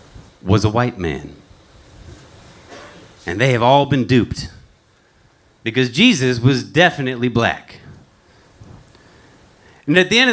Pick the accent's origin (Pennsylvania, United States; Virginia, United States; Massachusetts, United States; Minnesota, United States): Virginia, United States; a little town outside of Charlottesville; also born or lived in Richmond, Virginia; Originally from a little town outside of Charlottesville, Virginia.